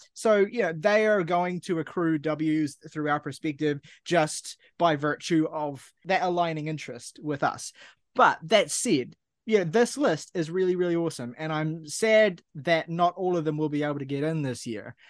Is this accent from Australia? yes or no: no; New Zealand; I'm Kiwi